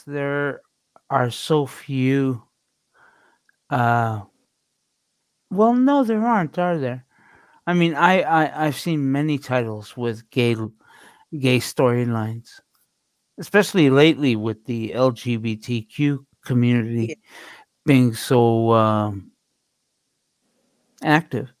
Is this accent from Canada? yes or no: yes; Canada; I am Canadian after all.